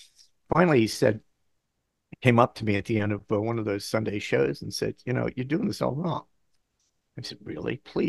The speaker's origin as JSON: {"language": "English", "region": "Bangkok", "country": "Thailand", "tie": "born or raised there", "also_born_or_lived": "Southeast Asia", "moved": "yes", "said": "So I grew up in Bangkok."}